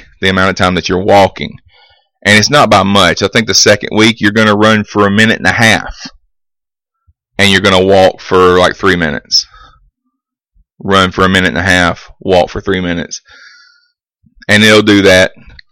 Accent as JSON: {"language": "English", "town": "Vincent", "country": "United States", "tie": "born or raised there", "said": "my hometown of Vincent"}